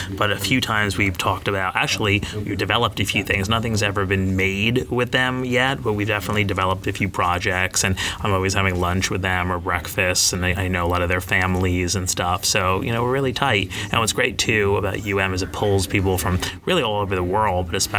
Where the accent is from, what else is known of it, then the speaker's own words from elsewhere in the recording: New Jersey, United States; moved away as an adult; also born or lived in Miami / New York; now in Los Angeles, United States; From New Jersey. Mm-hmm. Yeah, born and raised in New Jersey